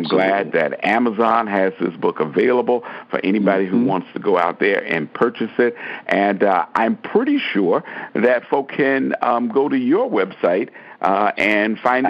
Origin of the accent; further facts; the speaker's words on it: Chicago, Illinois, United States; Reverend Evans reminded many of us growing up in Chicago every Sunday evening that there is room at the cross for you.